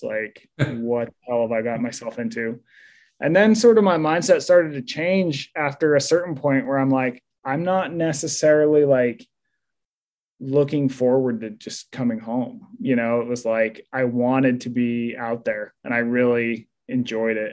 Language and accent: English; Utah, United States; moved away; I grew up in Utah